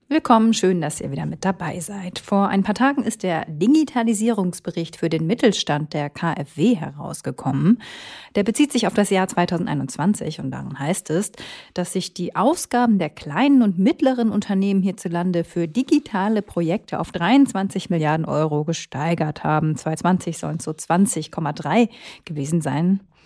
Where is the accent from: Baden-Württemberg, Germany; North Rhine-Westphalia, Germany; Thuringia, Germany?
North Rhine-Westphalia, Germany; Minden; Ich komme nämlich aus OWL und sogar aus minden